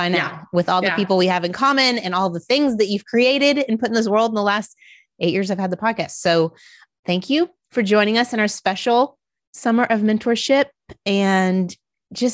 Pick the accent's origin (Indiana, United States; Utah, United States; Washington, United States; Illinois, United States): Indiana, United States; I'm from Indiana